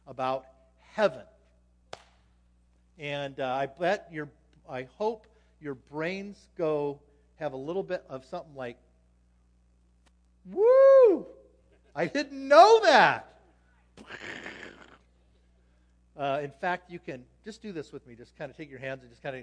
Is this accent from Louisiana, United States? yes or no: no; Anaheim, California, United States; moved away as an adult; now in Las Vegas, United States; I grew up in Anaheim, California